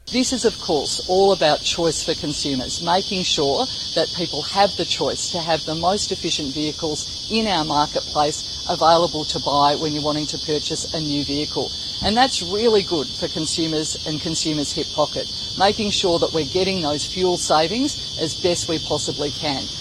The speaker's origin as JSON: {"language": "English", "region": "Western Australia", "country": "Australia", "said": "my home state of Western Australia"}